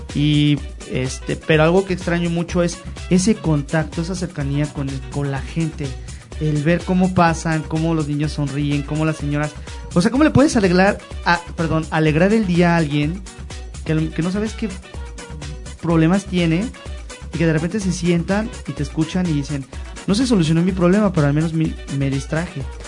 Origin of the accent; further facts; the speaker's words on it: Mexico City, Mexico; now in León, Mexico; yo vengo de la Ciudad de México